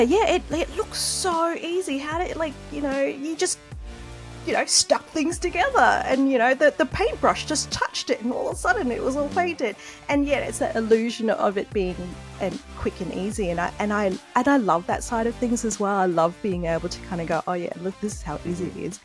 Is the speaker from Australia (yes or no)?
yes; Australia; growing up in Australia